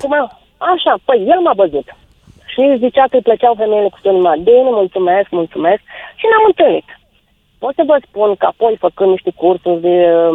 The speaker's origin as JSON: {"language": "Romanian", "region": "Bukovina", "country": "Romania", "moved": "yes", "said": "sunt bucovineancă"}